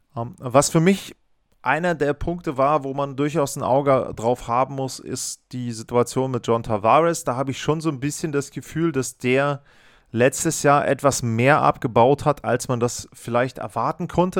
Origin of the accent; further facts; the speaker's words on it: Northern Germany, Germany; ich bin zwar aus dem Norden, aber ich aus Deutschland, ich komme nicht aus Buffalo